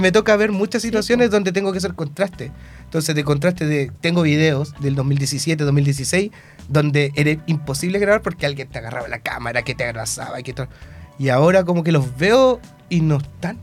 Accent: Talcahuano, Biobío, Chile; soy de Talcahuano, entonces mis raíces partieron con las murgas

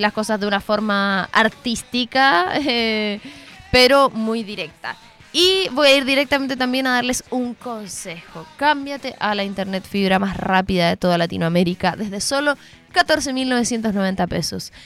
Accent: Chile; yo soy de Chile

